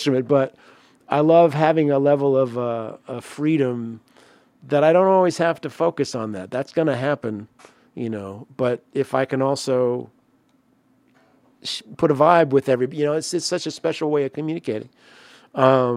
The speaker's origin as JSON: {"language": "English", "town": "Evansville", "region": "Indiana", "country": "United States", "moved": "yes", "said": "I am a Hoosier. Evansville in the house."}